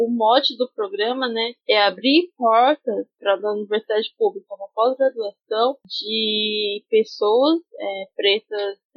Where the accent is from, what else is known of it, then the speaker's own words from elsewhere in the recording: Campo Grande, Mato Grosso do Sul, Brazil; Aí eu saí de Campo Grande, meus pais não moravam, não tinha mais como ficar em Campo Grande.